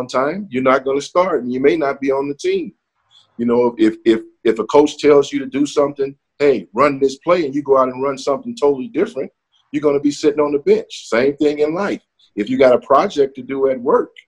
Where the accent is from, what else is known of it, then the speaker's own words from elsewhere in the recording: Chicago, Illinois, United States; I'm from Chicago